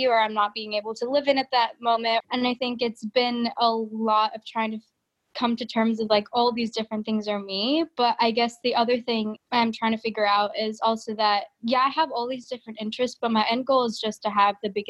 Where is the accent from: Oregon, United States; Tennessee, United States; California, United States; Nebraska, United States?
Nebraska, United States; Lincoln; also born or lived in Fargo, North Dakota; So I was born in Fargo, North Dakota, and then I moved to Lincoln, Nebraska when I was about, I think, 9 months old. So Lincoln is the only home I know